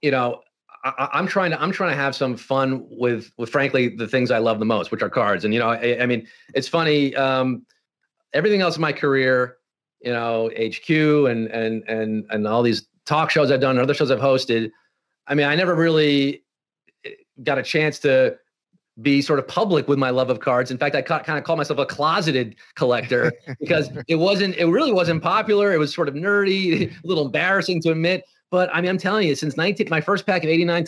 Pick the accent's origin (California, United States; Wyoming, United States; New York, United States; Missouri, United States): New York, United States; I grew up in New York